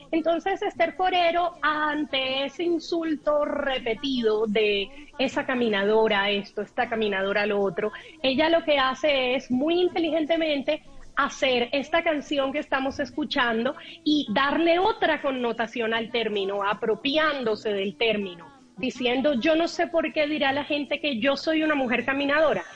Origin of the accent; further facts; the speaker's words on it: Barranquilla, Atlántico, Colombia; ambas somos mujeres nacidas en Barranquilla